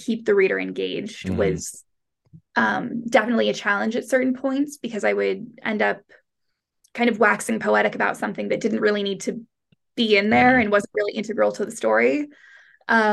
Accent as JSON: {"language": "English", "country": "United States", "moved": "as an adult", "lives_now": "London, United Kingdom", "said": "I am American and I live in London."}